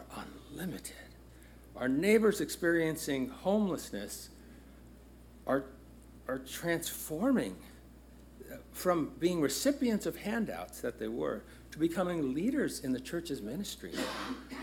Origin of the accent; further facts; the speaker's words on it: Los Angeles, California, United States; It is exactly 1 mile from where I was born. It's just a few miles north of where I grew up in Los Angeles, South Central Los Angeles.